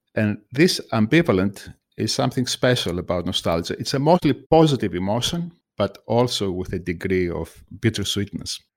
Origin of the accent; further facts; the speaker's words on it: Greece; also born or lived in United States; now in United Kingdom; I am from Greece